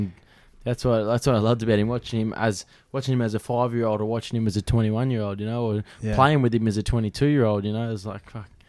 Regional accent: Australia; I grew up around Valleys. My parents were on the committee at Valleys

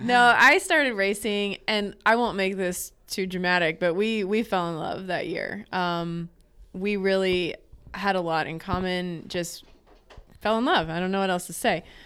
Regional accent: North Carolina, United States; now in Arkansas, United States; I grew up on the East Coast in North Carolina.

